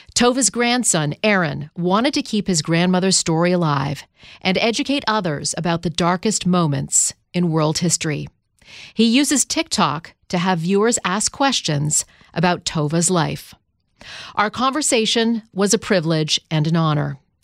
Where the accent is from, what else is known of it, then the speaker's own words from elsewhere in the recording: Canada; I grew up in Canada